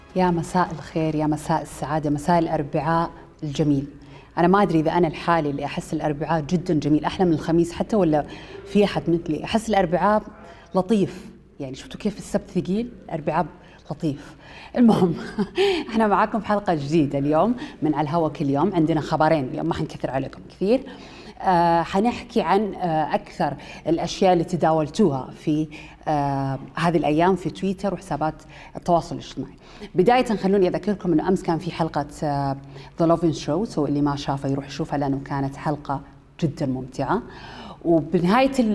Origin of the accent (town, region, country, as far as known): Saudi Arabia